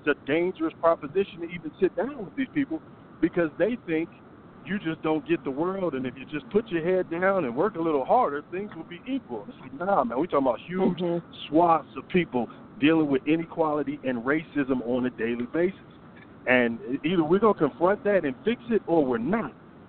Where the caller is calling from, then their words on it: Atlanta, Georgia, United States; in Atlanta.